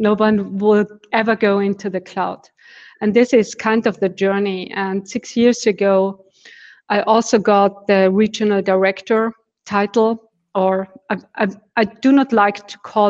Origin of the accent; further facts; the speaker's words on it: Austria; also born or lived in Vienna, Austria; I'm living in Vienna, which is in Austria